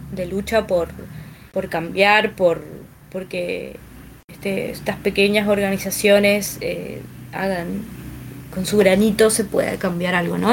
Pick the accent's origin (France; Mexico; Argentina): Argentina; Mendoza; como mendocinos